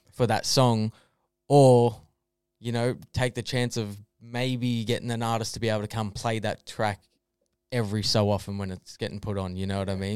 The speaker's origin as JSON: {"language": "English", "town": "Melbourne", "region": "Victoria", "country": "Australia", "tie": "born or raised there", "also_born_or_lived": "Castlemaine / Bendigo", "said": "moved to Melbourne and lived in Reservoir"}